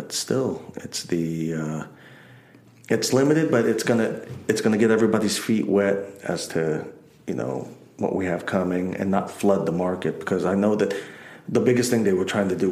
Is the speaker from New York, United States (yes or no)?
yes; New York City, New York, United States; we grew up in Queens, New York, and you know, living in the projects and stuff